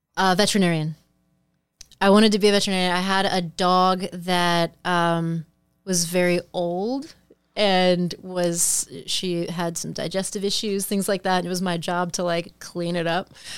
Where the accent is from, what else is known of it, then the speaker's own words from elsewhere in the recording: Midwest, United States; moved away as an adult; now in Los Angeles, United States; thinking as a Midwesterner